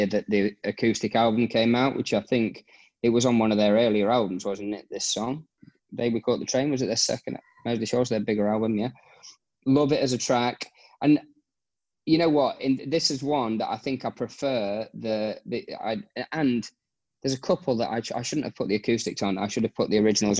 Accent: Nottingham, East Midlands, United Kingdom; moved away as an adult; now in Abu Dhabi, United Arab Emirates; I'm from Nottingham-ish

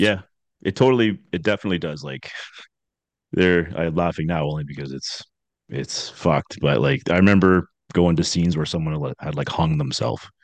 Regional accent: just outside of Toronto, Ontario, Canada; also born or lived in Scarborough, Toronto; I grew up uh, just outside of Toronto. Actually, I was born in Scarborough, which is in Toronto

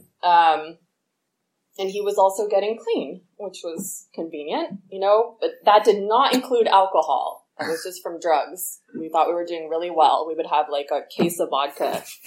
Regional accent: the Bay Area, California, United States; I was born here in the Bay

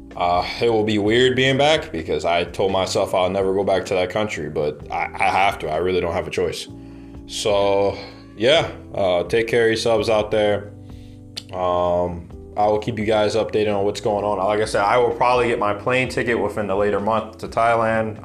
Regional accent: United States; moved away; also born or lived in Mexico City; being an American

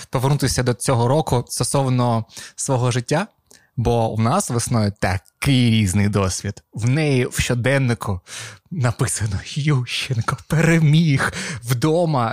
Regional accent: Avdiivka, Donetsk Oblast, Ukraine; first language Russian; Ukrainian is a second language; moved away; Я з Авдіївки, це Донецька область

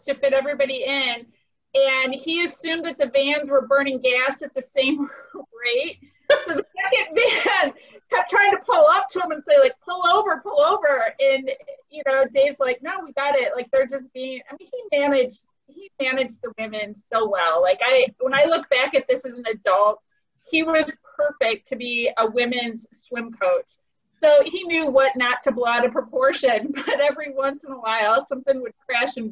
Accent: Toledo, Ohio, United States; I grew up in Toledo

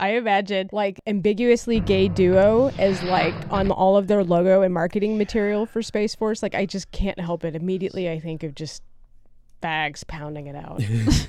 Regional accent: Midwest, United States; I'm from the Midwest

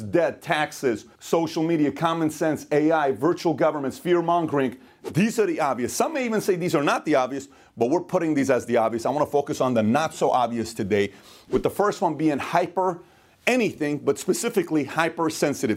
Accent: Iran; moved away; I am from Iran. I'm Middle Eastern.

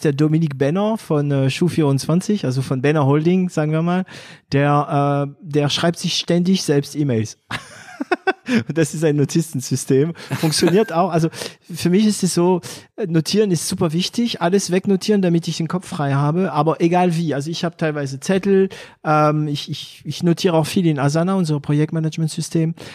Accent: France; accent: French; German is a second language; moved away; ich als Franzose einen Akzent habe, der für Deutsche nicht so geeignet ist

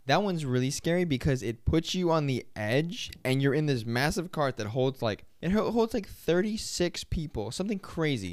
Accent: Florida, United States; We're from Florida

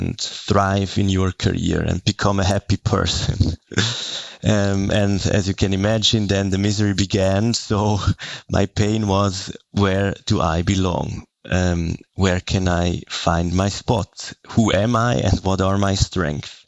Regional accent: Zurich, Switzerland; I'm from the German part of Switzerland. I'm born and raised in Zurich.

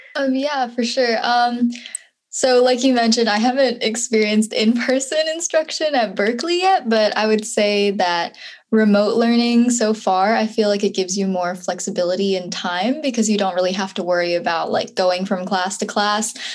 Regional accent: Madison, Wisconsin, United States; I'm from Madison, Wisconsin

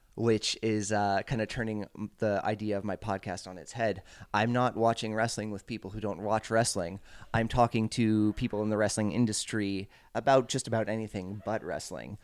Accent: Montreal area, Quebec, Canada; I grew up off island.

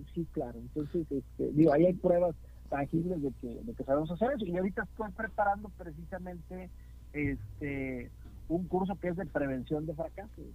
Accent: Veracruz, Mexico; now in Guadalajara, Mexico; mi banda jarocha

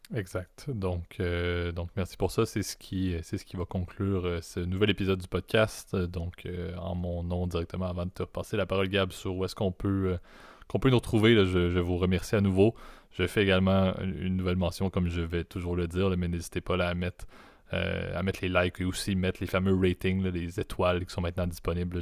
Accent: not far from Montreal, Quebec, Canada; je suis un Québécois euh, qui, qui, est né au Québec, euh, pas trop loin

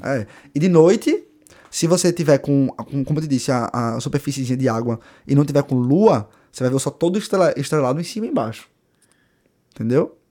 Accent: Recife, Pernambuco, Brazil; moved away as an adult; now in Ireland; Eu sou de Recife

